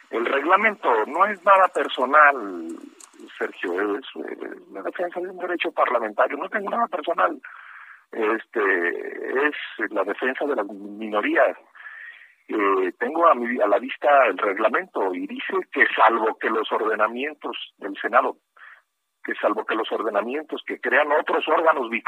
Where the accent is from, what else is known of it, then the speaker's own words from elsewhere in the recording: Mexico; la libre expresión que tengo, que tenemos como mexicanos